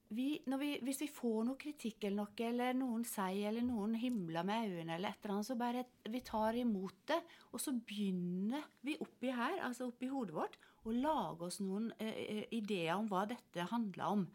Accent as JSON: {"language": "Norwegian", "area": "Sunnmøre", "region": "Møre og Romsdal", "country": "Norway", "also_born_or_lived": "Finnmark", "moved": "as an adult", "said": "da er jeg jo sunnmøring"}